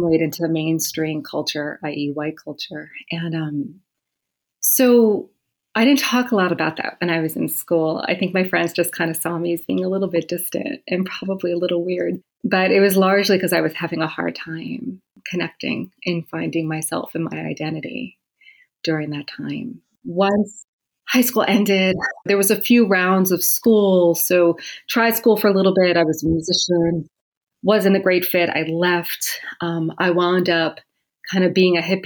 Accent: New Jersey, United States; I grew up in New Jersey, actually. So not far from New York City. I was about an hour south of New York City, so Eastern Seaboard

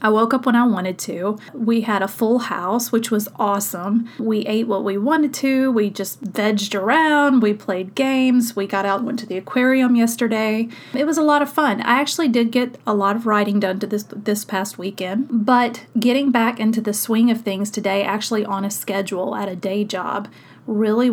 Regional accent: South Mississippi, United States; I grew up in South Mississippi

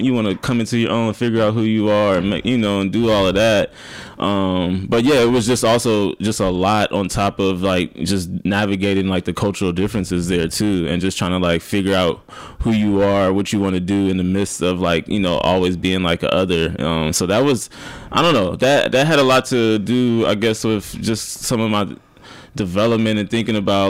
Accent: Omaha, Nebraska, United States; moved away as an adult; also born or lived in Storm Lake, Iowa; now in Brooklyn, United States; I was born and raised in Omaha, Nebraska

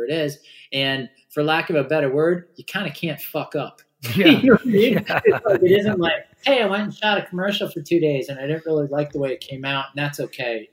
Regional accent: Orange County, California, United States; I grew up in Orange County

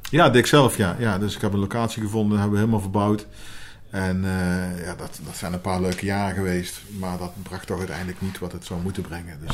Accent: Helmond, North Brabant, Netherlands; In uh, Helmond. Een geboren en getogen

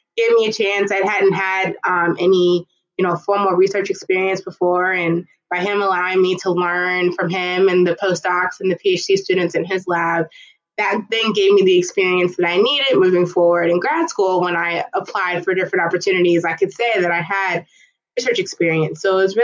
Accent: Dayton, Ohio, United States; growing up in Dayton, Ohio

